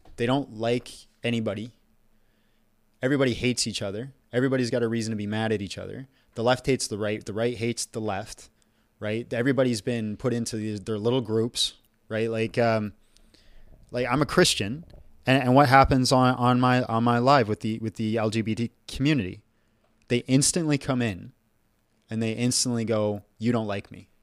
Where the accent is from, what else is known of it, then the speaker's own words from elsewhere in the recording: Canada; I'm Canadian, and my ancestors are Greek.